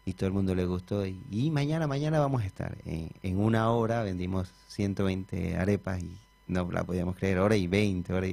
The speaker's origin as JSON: {"language": "Spanish", "country": "Colombia", "moved": "as an adult", "lives_now": "Argentina", "said": "De Colombia, de Colombia sí."}